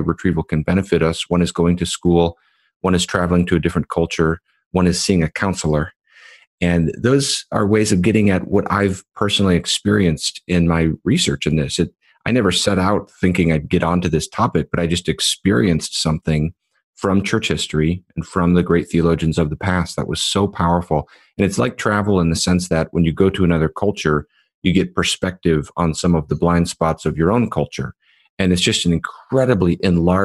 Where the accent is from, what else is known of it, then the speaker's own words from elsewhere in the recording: United States; we as American evangelicals